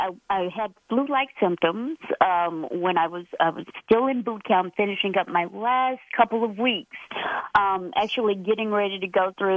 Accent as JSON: {"language": "English", "town": "Fort Worth", "region": "Texas", "country": "United States", "tie": "born or raised there", "said": "I grew up in Fort Worth, Texas, which is right outside of Dallas, Texas, born and raised there."}